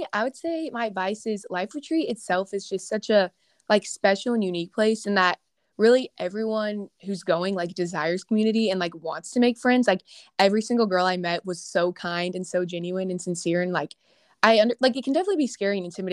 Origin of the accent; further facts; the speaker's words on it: Houston, Texas, United States; moved away as an adult; also born or lived in Louisiana; I'm from Houston, Texas. So me and … are both Texas girls, but I go to LSU right now